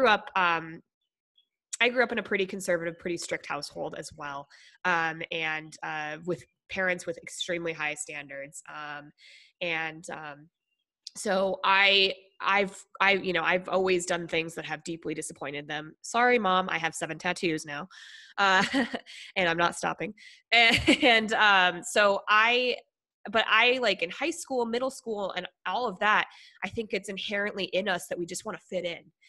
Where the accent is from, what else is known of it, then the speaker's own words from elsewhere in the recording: Colorado, United States; also born or lived in Minnesota / Niwot, Colorado / Greeley, Colorado / Denver, Colorado; I was born in Minnesota, and then my dad's job took us to Colorado